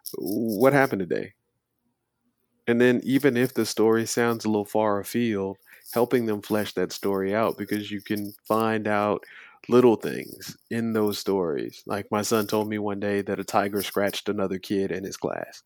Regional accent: Dundee, Florida, United States; also born or lived in Los Angeles, California; I'd say that I was from Dundee, Florida, but I also lived in Los Angeles from nineteen eighty-eight until nineteen ninety-three. And then I came back to Florida after the riots broke out, um, to finish up high school

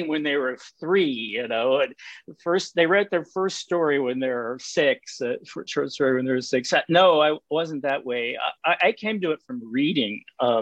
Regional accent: United States; accent: Texas; moved away; also born or lived in Alaska; I made my living as a graphic designer for 25 years in Alaska. So I'm an American

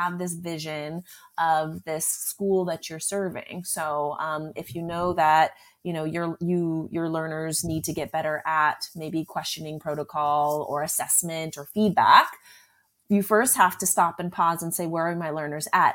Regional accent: Southern California, United States; I grew up in California, Southern California

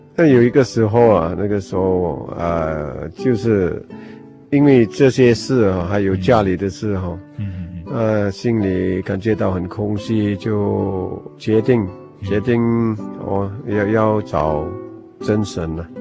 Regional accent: Sabah, Malaysia; 我是，我是那边的原住民啊

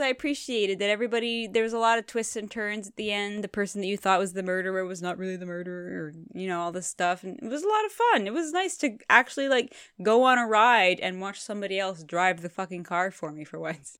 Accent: Canada; I'm from Canada, and you have to learn French in school

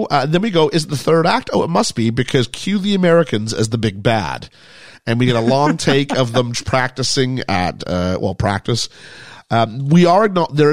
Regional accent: Quebec, Canada; born there; I mean, I was born in Quebec in Canada. Now, I'm not French Canadian.

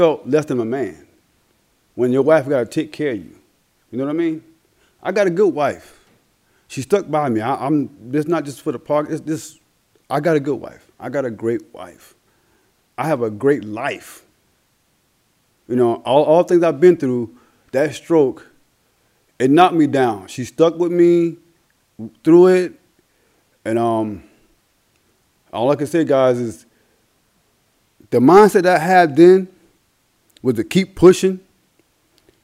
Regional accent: Andrews, South Carolina, United States; from my home in my hometown of Georgetown, Andrews, South Carolina, which is part of Georgetown County

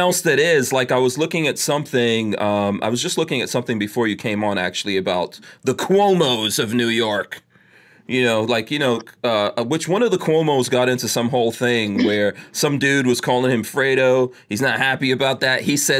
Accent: Guyana; born there; I was born in Guyana, which is considered Caribbean South America, but, you know, everyone considers it the Caribbean

